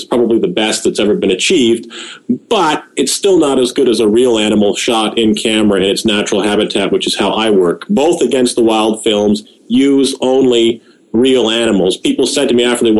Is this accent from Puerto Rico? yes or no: no; United Kingdom; now in Ontario, Canada; I'm originally from the United Kingdom, and right now I live in Ontario, Canada